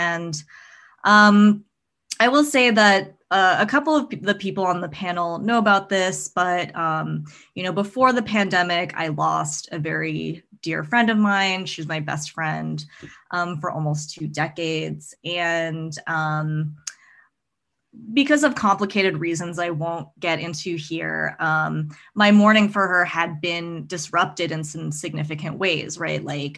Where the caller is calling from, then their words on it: Northampton, Massachusetts, United States; So I am Zooming in from Northampton, Massachusetts, which is on Pocumtuk and Nipmuc ancestral lands.